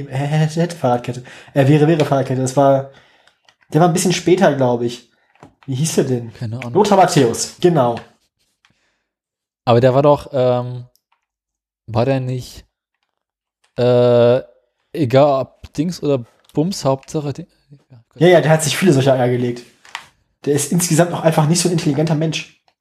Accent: West Germany, Germany; Ja, A, das, ich bin A, bin ich Wessi

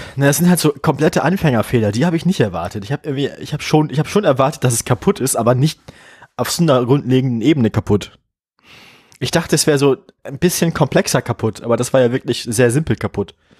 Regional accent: Bremen, Germany; moved away; als Bremerin

